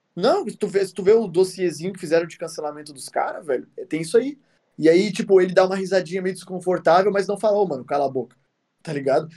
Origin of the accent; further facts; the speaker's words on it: South Region, Brazil; eu sou sulista